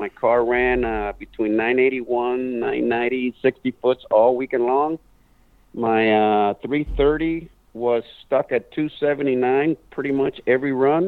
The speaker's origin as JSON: {"language": "English", "town": "Glendale", "region": "California", "country": "United States", "tie": "born or raised there", "also_born_or_lived": "Venezuela", "first_language": "English", "said": "I was brought up in Glendale, California"}